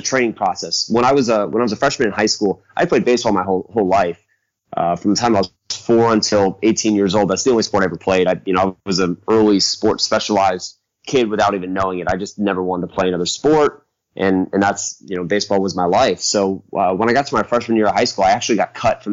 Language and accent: English; Central Florida, United States; moved away as an adult; now in Arizona, United States; I'm originally born and raised in Central Florida